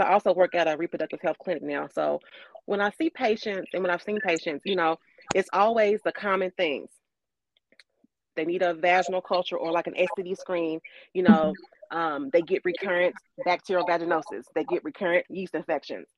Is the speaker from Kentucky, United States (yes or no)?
yes; Louisville, Kentucky, United States; moved away as an adult; also born or lived in DMV area (DC, Maryland, Virginia); now in Washington metro area, United States; I'm originally from Louisville, Kentucky, and I've recently moved up to the DMV area